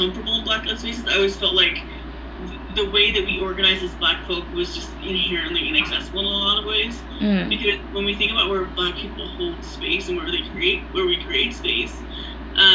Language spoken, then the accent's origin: English; Philadelphia suburbs, Pennsylvania, United States; I grew up in the Philly suburbs